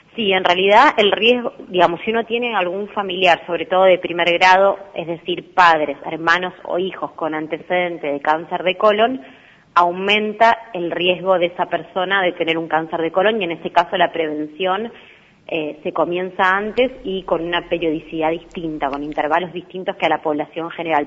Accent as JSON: {"language": "Spanish", "town": "Rosario", "region": "Santa Fe", "country": "Argentina", "also_born_or_lived": "Buenos Aires", "moved": "yes", "said": "yo soy de Rosario"}